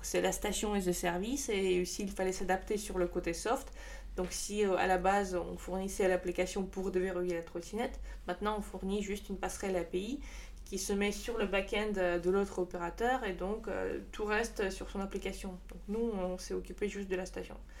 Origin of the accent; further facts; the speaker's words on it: Saint Petersburg, Russia; French is a second language; moved away as an adult; now in Strasbourg, France; je suis de Saint-Pétersbourg